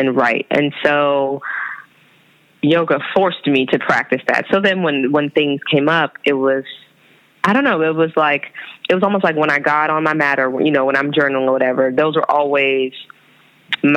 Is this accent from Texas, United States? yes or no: no; California, United States; moved away as an adult; also born or lived in Brooklyn, New York; now in New York City, United States; I'm from California